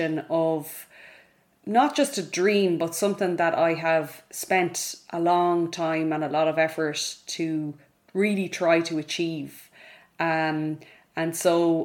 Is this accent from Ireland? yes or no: yes; Ballina, Connacht, Ireland; now in Dublin, Ireland; I grew up in Mayo in a town called Ballina in the west of Ireland